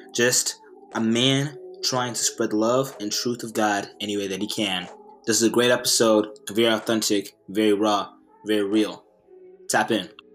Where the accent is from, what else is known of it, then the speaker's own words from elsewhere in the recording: Dallas, Texas, United States; I was in Dallas, born and raised in Dallas